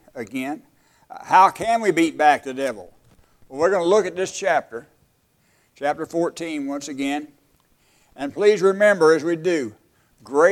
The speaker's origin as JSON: {"language": "English", "region": "West Texas", "country": "United States", "tie": "born or raised there", "said": "where I was raised in West Texas."}